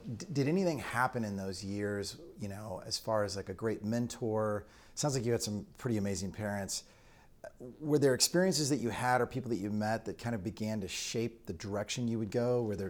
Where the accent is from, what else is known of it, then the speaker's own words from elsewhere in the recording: Alton, Illinois, United States; I'm from Alton, Illinois. So you and I are Illinois guys.